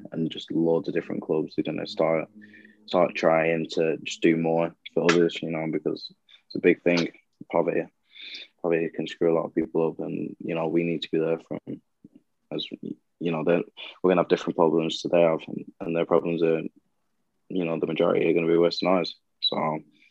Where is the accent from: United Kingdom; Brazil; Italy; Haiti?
United Kingdom; Blackburn, North West England; I'm actually from Blackburn.